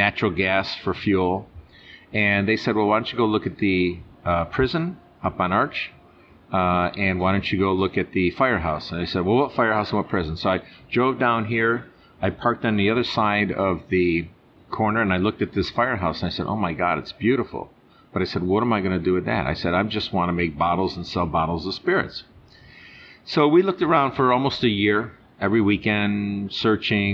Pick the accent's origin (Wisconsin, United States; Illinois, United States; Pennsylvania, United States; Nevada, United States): Pennsylvania, United States; Norristown; I'm from Norristown